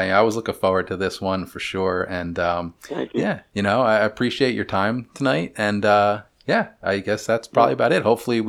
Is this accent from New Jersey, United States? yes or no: yes; New Jersey, United States; But and me being always a Jersey guy